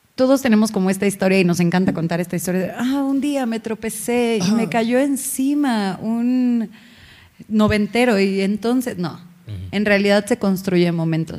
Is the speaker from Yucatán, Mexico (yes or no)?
no; Hidalgo, Mexico; yo soy mexa, soy de Hidalgo